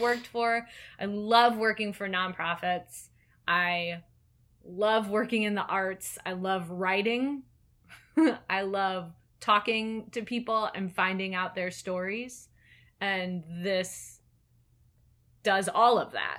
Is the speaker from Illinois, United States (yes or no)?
yes; Elgin, Illinois, United States; growing up in Elgin